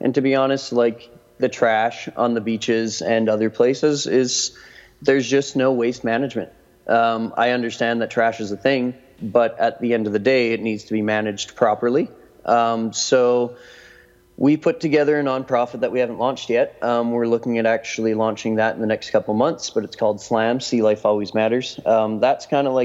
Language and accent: English; Winnipeg, Manitoba, Canada; moved away as an adult; also born or lived in Vancouver; I grew up in Winnipeg